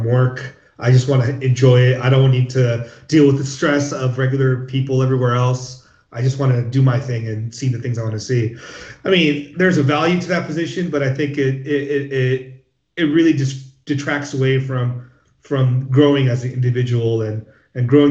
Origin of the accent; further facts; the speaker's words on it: Los Angeles or Orange County, California, United States; growing up in Los Angeles or Orange County